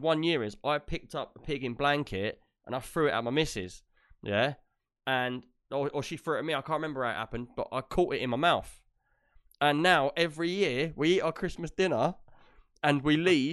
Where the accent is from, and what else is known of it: United Kingdom